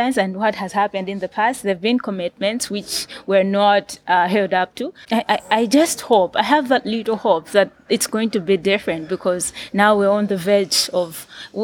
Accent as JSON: {"language": "English", "town": "Rumphi", "region": "Northern Region", "country": "Malawi", "said": "I am from Rumpi, for example, it's a rural area"}